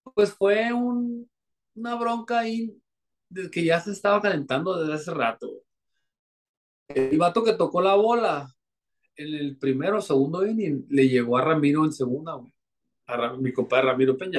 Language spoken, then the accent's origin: Spanish; Navojoa, Sonora, Mexico; Creciendo, cuando estaba en Abojoa